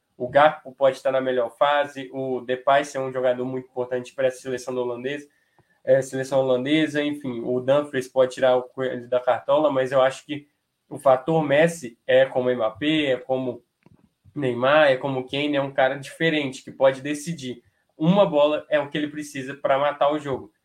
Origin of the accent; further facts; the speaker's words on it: Brazil; eu como brasileiro